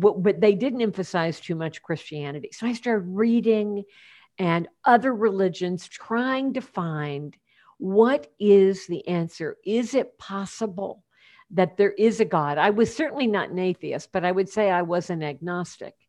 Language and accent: English; Champaign, Illinois, United States; moved away as an adult; also born or lived in Portland, Oregon; my hometown is Champaign, Illinois